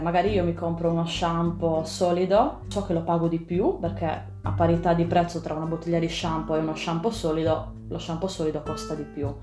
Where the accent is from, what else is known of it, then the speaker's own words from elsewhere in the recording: Sardinia, Italy; moved away as an adult; also born or lived in Pisa / Germany; io intanto sono nata in Sardegna, penso che si senta nonostante gli anni fuori dal mio, dal mio accento